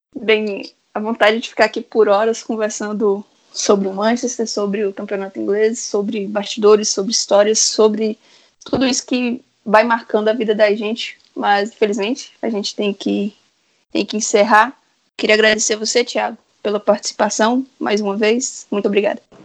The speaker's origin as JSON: {"language": "Portuguese", "region": "interior of Minas Gerais", "country": "Brazil", "said": "eu sou do interior de Minas"}